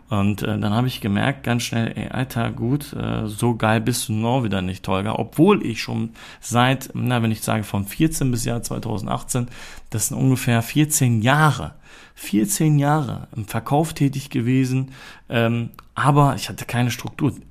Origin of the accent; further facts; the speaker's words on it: Germany; born there; meine Eltern ähm, sind in den 90er Jahren äh, nach Deutschland gezogen und ich bin hier auch in Deutschland geboren und komme auch aus der Türkei.